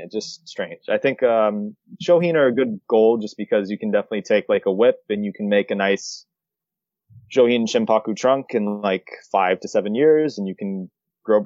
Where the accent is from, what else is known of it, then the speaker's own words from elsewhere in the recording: Florida, United States; moved away as an adult; now in Japan; I'm from Florida, so I do want to be like, remotely close to family